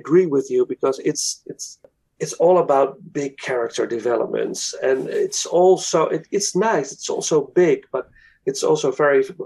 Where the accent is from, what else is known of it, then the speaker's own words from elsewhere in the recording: Netherlands; English is a second language; I'm from Holland